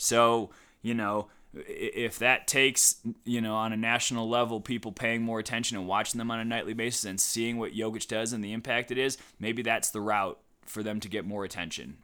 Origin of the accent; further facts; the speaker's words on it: Cleveland, Ohio, United States; moved away as an adult; also born or lived in Madison, Wisconsin; I'm from Cleveland, so I was sorta groomed on the, on the LeBron years.